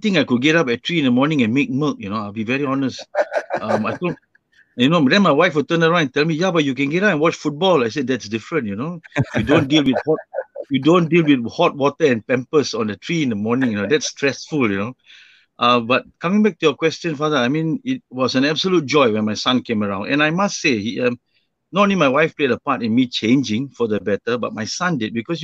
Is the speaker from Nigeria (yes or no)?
no; Singapore; moved away as an adult; I was born and raised in Singapore for the first 24 years of my life.